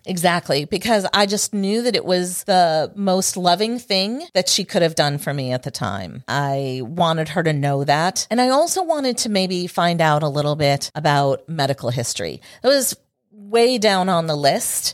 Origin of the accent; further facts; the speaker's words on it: New York, United States; now in Houston, United States; I was born in New York State